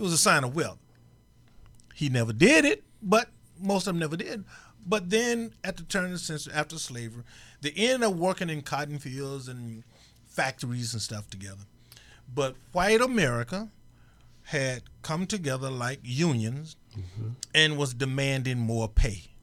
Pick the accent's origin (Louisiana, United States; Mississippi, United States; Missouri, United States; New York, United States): Mississippi, United States; I grew up in Mississippi